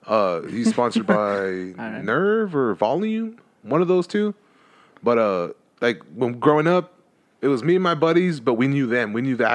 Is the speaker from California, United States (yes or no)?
yes; Los Angeles, California, United States; I grew up in East LA, so it was street, always street.